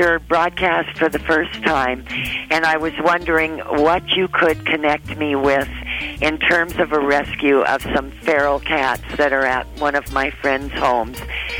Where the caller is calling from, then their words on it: Aberdeen, Washington, United States; I'm calling from Aberdeen, Washington.